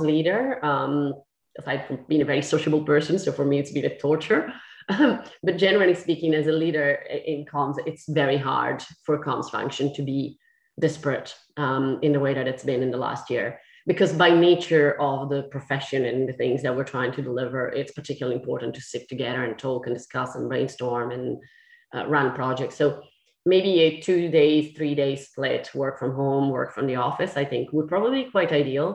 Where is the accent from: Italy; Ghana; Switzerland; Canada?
Italy; English is a second language; moved away as an adult; now in London, United Kingdom; I'm Italian. I'm not English. I'm not British. I am technically British now